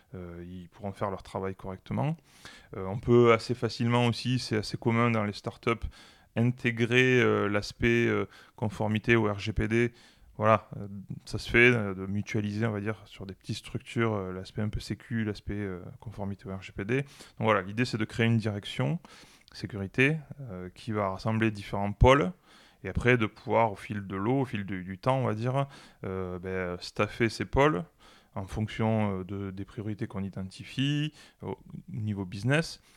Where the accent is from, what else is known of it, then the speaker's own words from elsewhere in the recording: Toulouse, Occitania, France; plutôt toulousain